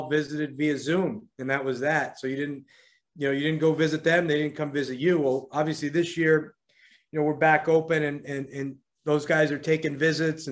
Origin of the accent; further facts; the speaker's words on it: New York, United States; also born or lived in Virginia / Miami; now in Washington, D.C., United States; I'm from New York originally